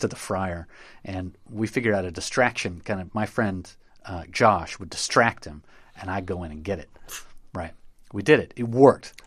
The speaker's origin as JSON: {"language": "English", "town": "Knoxville", "region": "Tennessee", "country": "United States", "tie": "born or raised there", "said": "I grew up in Knoxville, Tennessee"}